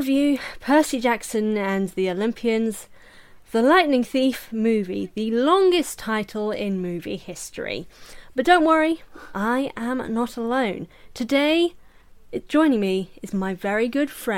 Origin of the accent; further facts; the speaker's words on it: United Kingdom; we're also British